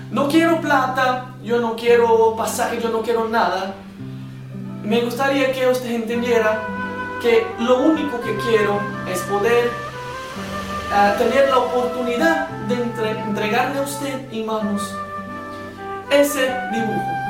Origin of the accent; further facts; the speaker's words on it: Brazil; yo soy brasileño. Yo vivo en el centro de Brasil y desde niño, como muchas, muchos otros niños brasileños